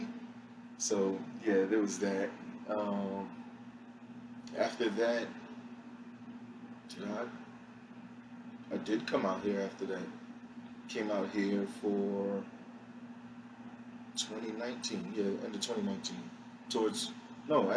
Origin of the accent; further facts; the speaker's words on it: New York City, New York, United States; moved away as an adult; grew up in the Bronx. Didn't move from the Bronx until 21, 22